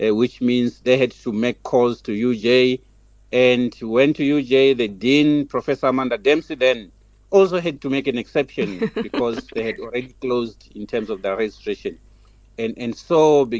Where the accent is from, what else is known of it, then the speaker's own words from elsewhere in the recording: Soweto, Gauteng, South Africa; the hood, from the township, went to high school in Soweto, public school